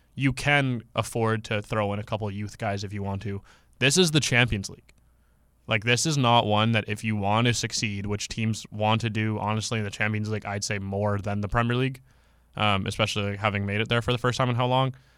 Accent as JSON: {"language": "English", "country": "Canada", "said": "I'm from Canada"}